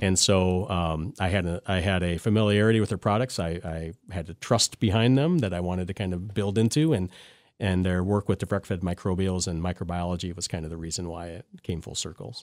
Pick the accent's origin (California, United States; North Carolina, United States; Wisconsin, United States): Wisconsin, United States; Lancaster; I grew up in Lancaster, Wisconsin, down in southwestern corner. So I'm um, born and bred there